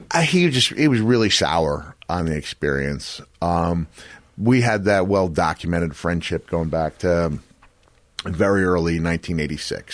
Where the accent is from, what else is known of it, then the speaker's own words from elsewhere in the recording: Setauket, New York, United States; I was born in Setauket, which is the next town